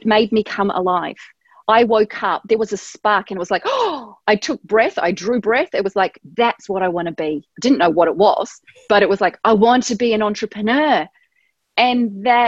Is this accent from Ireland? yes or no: no; New Zealand; at the time I grew up in New Zealand